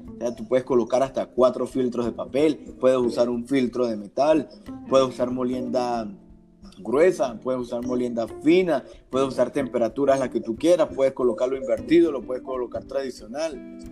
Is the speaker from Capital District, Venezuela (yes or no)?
no; Rubio, Táchira, Venezuela; el Táchira es mi tierra, eh, yo soy de Rubio